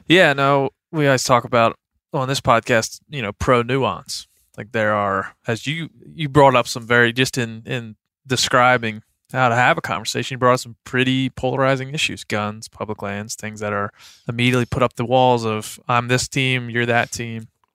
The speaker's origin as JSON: {"language": "English", "region": "Western Maryland", "country": "United States", "tie": "born or raised there", "said": "I grew up in Western Maryland"}